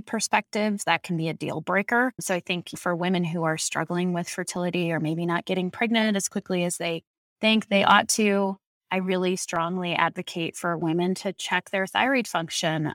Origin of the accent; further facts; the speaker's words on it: Colorado, United States; I grew up in Colorado